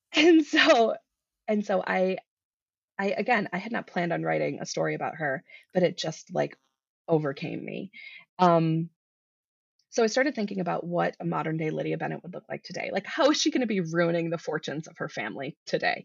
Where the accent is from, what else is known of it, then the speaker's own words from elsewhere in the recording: Midwest, United States; now in Colorado, United States; I grew up in the Midwest